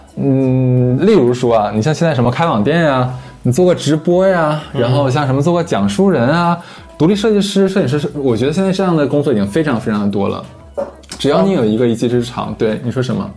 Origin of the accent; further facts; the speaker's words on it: Northeast China, China; accent: Northeastern dialect; 总感觉你就是我们东北话的话，你就是个二流子